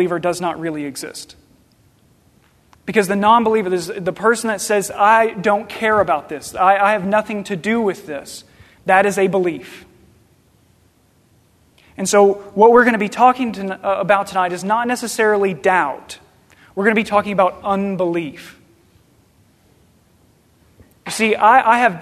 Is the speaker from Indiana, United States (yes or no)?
no; Paducah, Kentucky, United States; also born or lived in Murray, Kentucky; I grew up in Paducah, Kentucky, in this little suburb called Hendren, which is a suburb of Lone Oak